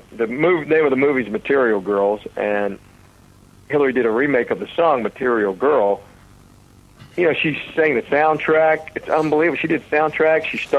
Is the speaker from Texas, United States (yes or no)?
no; Tennessee, United States; It's totally based on my life.